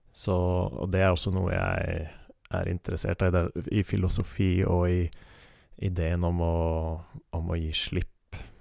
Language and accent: Norwegian; Oslo, Norway; Jeg er født og oppvokst i Oslo